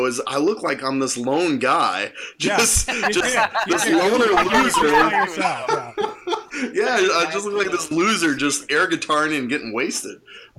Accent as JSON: {"language": "English", "town": "Fayetteville", "region": "North Carolina", "country": "United States", "said": "all my family's from North Carolina. I'm from North Carolina"}